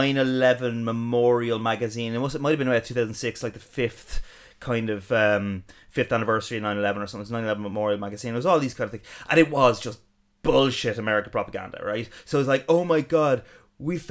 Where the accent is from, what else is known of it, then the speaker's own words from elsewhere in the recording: Ireland; growing up in Ireland.